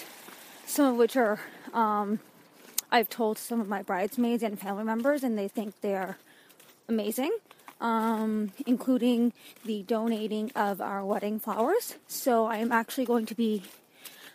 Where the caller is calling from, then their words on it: Toronto, Ontario, Canada; I am calling from Toronto, Canada